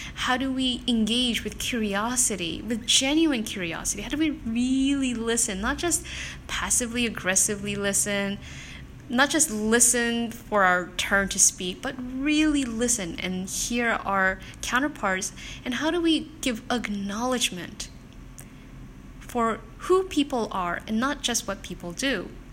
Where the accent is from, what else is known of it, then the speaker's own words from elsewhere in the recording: South Korea; moved away; also born or lived in Japan; I'm not originally from Singapore, I'm actually from South Korea